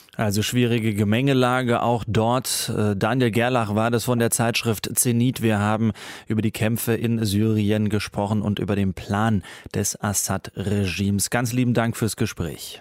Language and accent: German; Pforzheim, Baden-Württemberg, Germany; accent: Baden dialect with Swabian influence; moved away; So spricht man da, wo ich herkomme, ne? Äh, aus dem Badener Land. Manchmal ist da auch ein schwäbischer Einfluss, weil ich komme aus Pforzheim